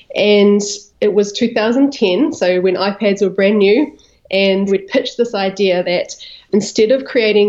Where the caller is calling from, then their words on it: Greytown, Wellington, New Zealand; also born or lived in Napa Valley, California; I am calling you from Greytown, New Zealand, and that's about 1 hour north of Wellington, which is the capital city.